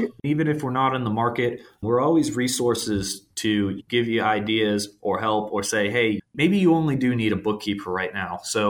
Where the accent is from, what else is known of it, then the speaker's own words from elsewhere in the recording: Boston, Massachusetts, United States; moved away as an adult; you know, I'm out in Southern California, but I grew up in Boston. So, you know, I've been out here for about 5 years.